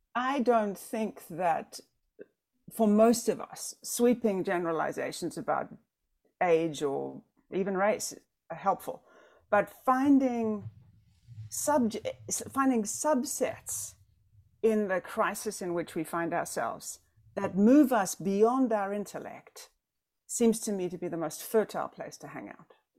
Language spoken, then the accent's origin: English; South Africa; now in United States; I'm South African. I cannot vote. I'm a green card holder.